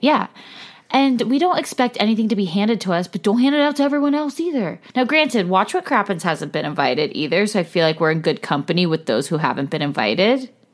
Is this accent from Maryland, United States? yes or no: no; California, United States; also born or lived in Los Angeles; we're from California